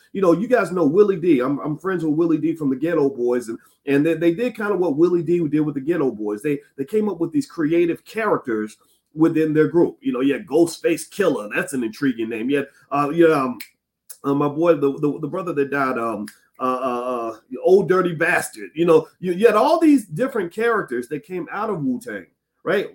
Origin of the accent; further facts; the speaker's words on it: Louisville, Kentucky, United States; that's my home city, by the way, Louisville, Kentucky